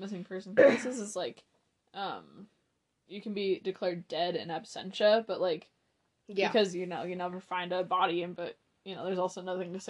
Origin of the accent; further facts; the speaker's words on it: United States; at least for us being American